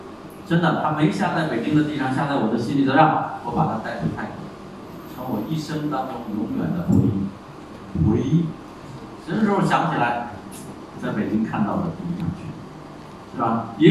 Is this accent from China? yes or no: yes; China; 我们中国人有句话，